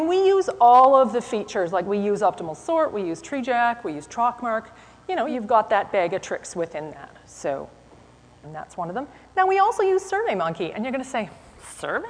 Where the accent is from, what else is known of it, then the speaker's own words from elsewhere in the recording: Canada; I am from Canada.